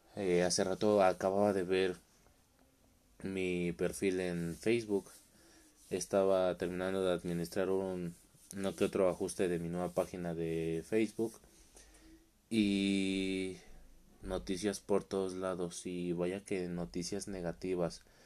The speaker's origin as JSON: {"language": "Spanish", "country": "Mexico", "said": "soy de México"}